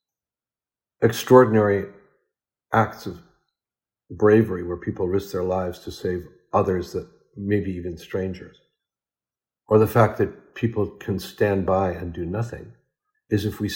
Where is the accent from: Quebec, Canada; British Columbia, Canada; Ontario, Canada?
Ontario, Canada; Ottawa; my hometown, Ottawa